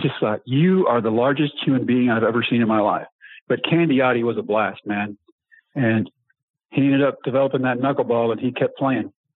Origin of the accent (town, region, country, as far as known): Texas, United States; born or raised there